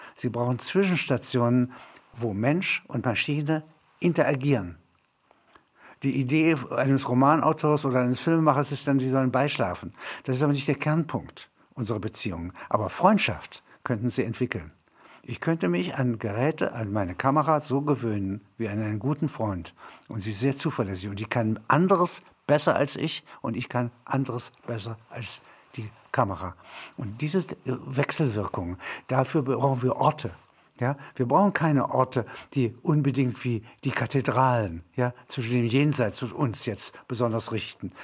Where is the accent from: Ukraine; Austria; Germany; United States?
Germany; Halberstadt, Saxony-Anhalt; In meiner Heimatstadt Halberstadt